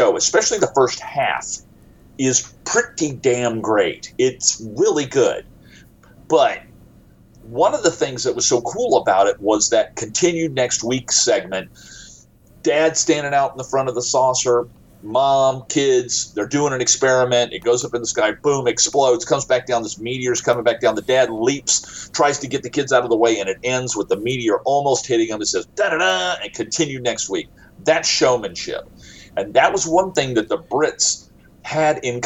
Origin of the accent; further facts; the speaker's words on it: United States; I am from the United States